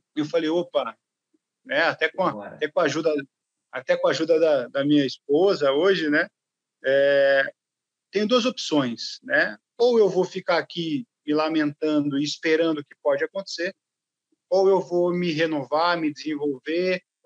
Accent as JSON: {"language": "Portuguese", "town": "Limeira", "region": "São Paulo", "country": "Brazil", "tie": "born or raised there", "said": "eu sou do interior de São Paulo, sou de Limeira"}